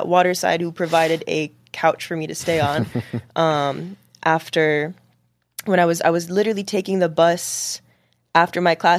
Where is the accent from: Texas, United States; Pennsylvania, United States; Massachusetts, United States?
Massachusetts, United States; Boston; born there; also born or lived in Washington, D.C. / Lebanon / Dubai; now in New York, United States; I was born in Boston, moved to D.C. Then I moved to Lebanon for 2 years. And then I moved to Dubai for 5 years.